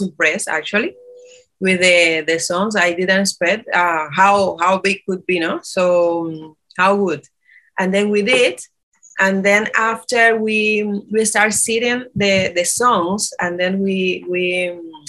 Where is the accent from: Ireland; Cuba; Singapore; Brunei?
Cuba; Santiago de Cuba; now in Curaçao; I'm from Cuba, Santiago de Cuba